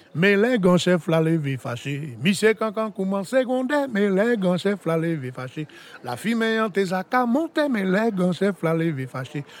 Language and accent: French; Saint-Pierre, Martinique; J'ai été élevé à Saint-Pierre, j'ai grandi à Saint-Pierre.